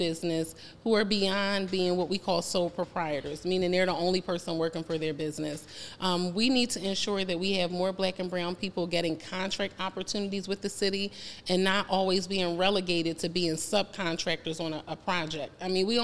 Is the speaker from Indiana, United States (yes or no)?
no; Philadelphia, Pennsylvania, United States; my parents raised me in Winfield